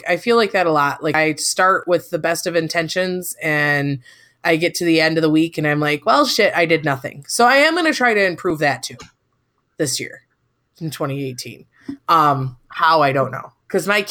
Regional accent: Michigan, United States; now in Iowa, United States; I grew up 20 miles away from where this conference is being held

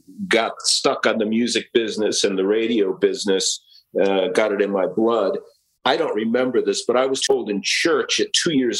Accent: Stamford, Connecticut, United States; So I was a Mets fan. I grew up in Stamford, Connecticut, and you were in that backyard of Shea Stadium.

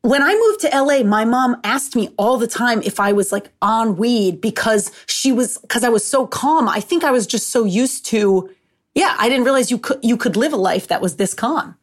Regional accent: Seekonk, Massachusetts, United States; also born or lived in Rhode Island; I'm from Massachusetts, but I'm from Seekonk, so it's right on, like, the Rhode Island border

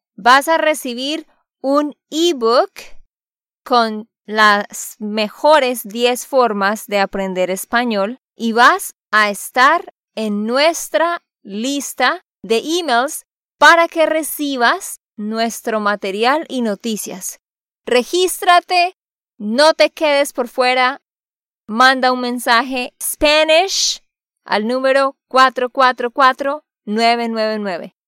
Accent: Santander, Colombia; de Santander, Colombia

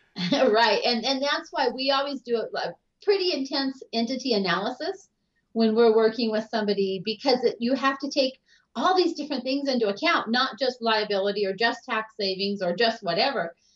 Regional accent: Kellogg, Idaho, United States; also born or lived in California / Rathdrum, Idaho; I grew up in Kellogg, Idaho, which was a little tiny mining town up in northern Idaho

